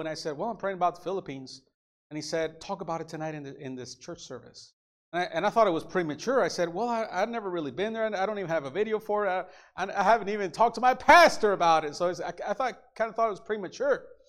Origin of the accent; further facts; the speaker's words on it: Illinois, United States; also born or lived in Mexico; I was born in Illinois, so I'm American, but I became a Mexican citizen. I, I have Mexican parents